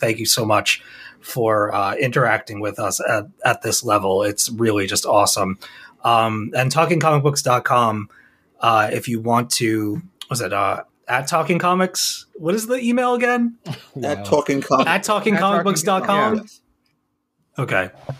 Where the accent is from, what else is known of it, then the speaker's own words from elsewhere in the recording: Austria; English is a second language; Since I am from Austria and living here, I wanted to provide you with an international perspective.